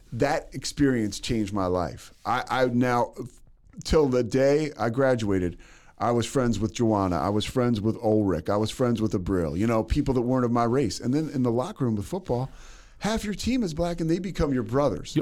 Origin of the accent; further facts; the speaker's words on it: Philadelphia, Pennsylvania, United States; also born or lived in Monroe, Louisiana; now in Waco, United States; I'm from Philadelphia